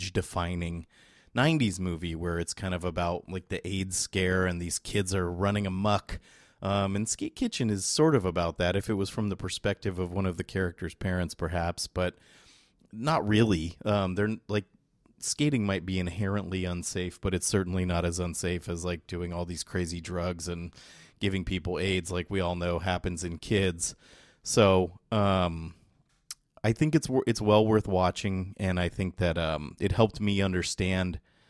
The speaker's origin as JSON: {"language": "English", "town": "San Jose", "region": "California", "country": "United States", "said": "here in San Jose, California, where I'm from."}